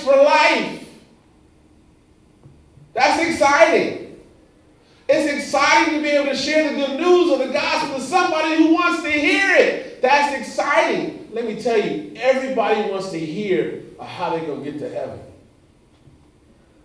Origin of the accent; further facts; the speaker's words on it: Los Angeles, California, United States; moved away; also born or lived in Indiana / South Carolina; I grew up in Los Angeles, California